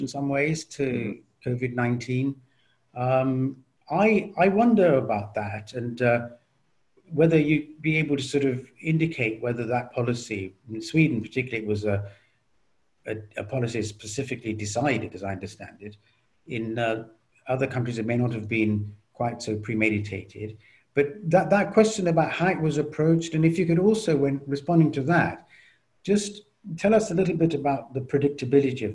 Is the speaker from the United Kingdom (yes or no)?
yes; United Kingdom; I'm myself British